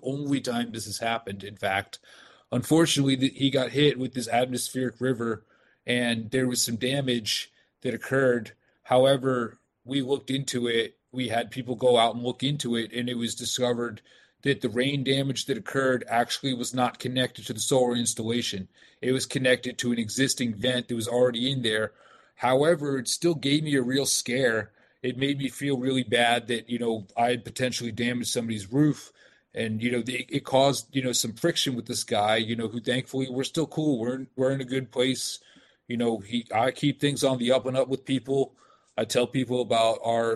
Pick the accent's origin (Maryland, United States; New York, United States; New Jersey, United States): Maryland, United States; Frederick; My hometown, I'm originally from Frederick.